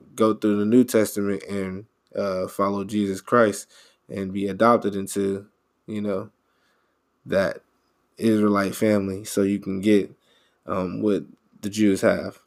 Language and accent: English; Houston, Texas, United States; I grew up in Houston.